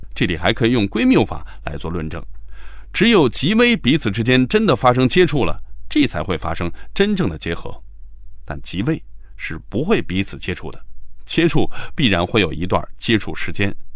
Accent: China; 我们中国人相比之下就不太爱较真儿，也更喜欢世俗生活

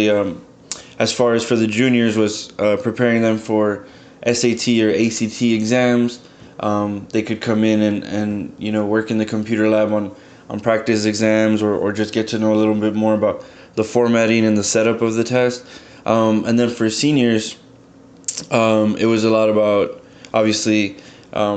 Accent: McAllen, Texas, United States; moved away as an adult; also born or lived in San Marcos, Texas; I'm originally from McAllen, Texas, a small little town on the border of Texas and Mexico.

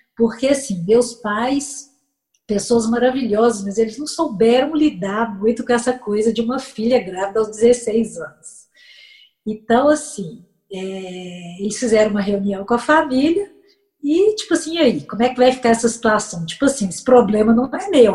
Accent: Belo Horizonte, Minas Gerais, Brazil; eu sou natural de Belo Horizonte

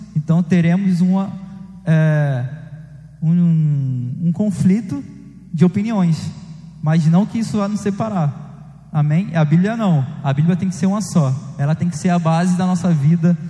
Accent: Rio de Janeiro, Brazil; eu cresci em Beto Ribeiro, eu tinha uns amigos que jogavam bola, soltava pipa, quando eu era mais novo

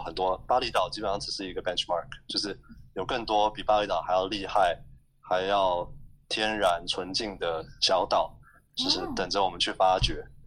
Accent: Taiwan; moved away as an adult; now in Indonesia; 我们可能在台湾长大的时候

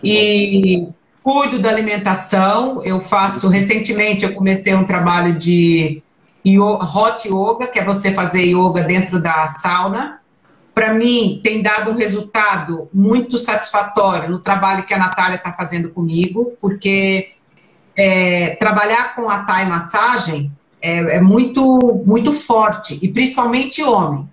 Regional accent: Brazil; moved away as an adult; also born or lived in Italy; now in Ireland; eu como brasileira

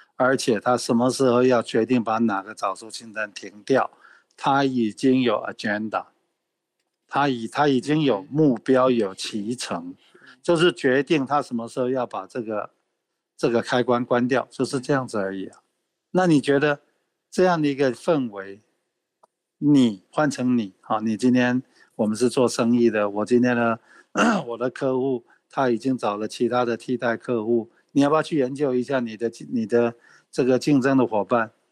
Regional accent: Taiwan; 那我身为台湾人

